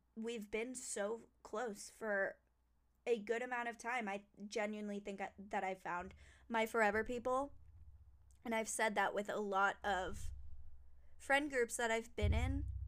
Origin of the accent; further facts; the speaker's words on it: New Jersey, United States; I was born in New Jersey